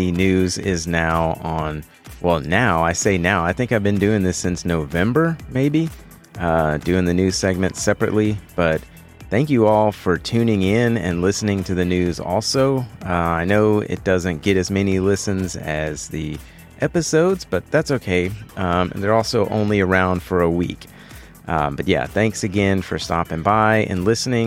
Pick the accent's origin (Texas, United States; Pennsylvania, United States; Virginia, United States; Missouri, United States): Texas, United States; Central Texas, my home state